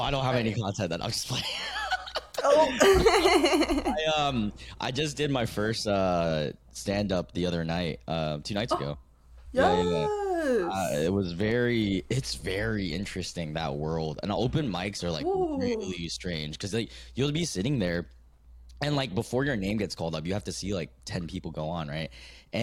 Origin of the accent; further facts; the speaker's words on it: United States; also born or lived in Vietnam; I was born in Vietnam, came over to America, the States, land of the free when I was one, and pretty much American